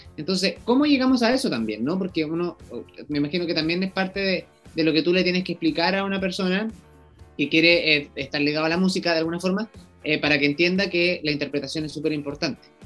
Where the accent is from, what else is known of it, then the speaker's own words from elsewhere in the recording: Chile; los chilenos vamos